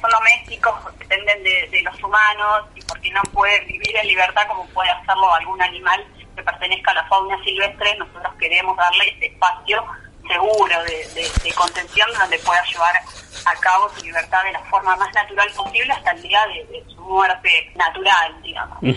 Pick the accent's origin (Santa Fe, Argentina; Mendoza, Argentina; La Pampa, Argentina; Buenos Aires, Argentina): Buenos Aires, Argentina; Buenos Aires Province, Argentina; nosotros somos de provincia de Buenos Aires